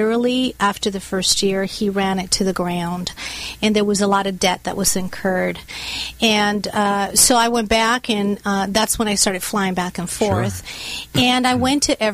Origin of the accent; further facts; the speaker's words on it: Bogota, Colombia; now in United States; I was born and raised in Bogota, Colombia in South America.